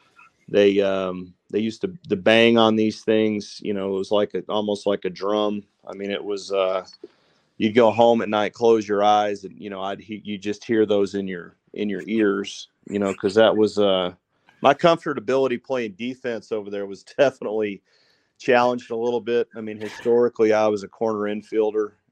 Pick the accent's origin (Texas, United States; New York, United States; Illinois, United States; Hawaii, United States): Texas, United States; West; I grew up in West Texas